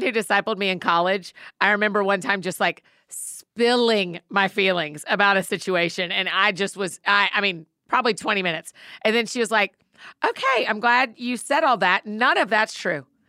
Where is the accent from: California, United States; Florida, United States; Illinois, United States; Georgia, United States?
Georgia, United States; Marietta; Marietta, my hometown people